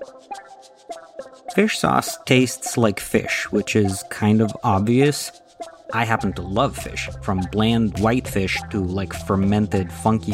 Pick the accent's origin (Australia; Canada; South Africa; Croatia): Croatia; moved away as an adult; now in United States; I grew up in Croatia. I moved to the US when I was 19